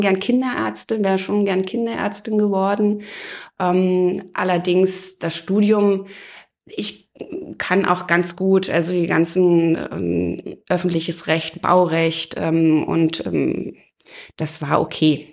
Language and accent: German; Eisenhüttenstadt, Brandenburg, Germany; now in Oberursel, Germany; Ich bin in Eisenhüttenstadt aufgewachsen